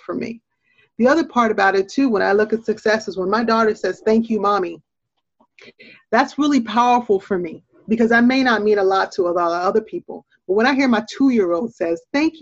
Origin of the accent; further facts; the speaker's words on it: Portland, Oregon, United States; also born or lived in Jamaica; born in Jamaica, but growing up in the U.S. in a lot of inferior circumstances, and growing up in Portland, Oregon, which is a predominantly white town